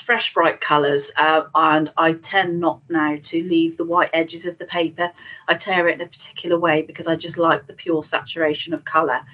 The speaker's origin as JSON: {"language": "English", "town": "Shrewsbury", "region": "West Midlands", "country": "United Kingdom", "tie": "born or raised there"}